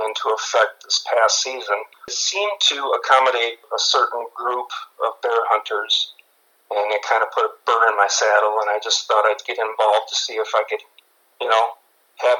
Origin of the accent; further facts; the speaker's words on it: Lower Michigan, United States; moved away as an adult; now in Upper Peninsula, Michigan, United States; I'm from Lower Michigan. I live in the UP now.